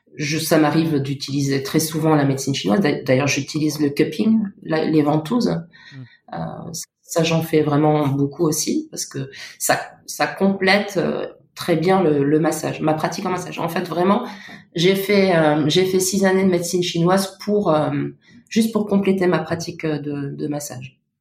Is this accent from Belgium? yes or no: no; Luxembourg; moved away as an adult; now in Paris, France; je viens du Luxembourg et je suis arrivée à Paris il y a il sept ans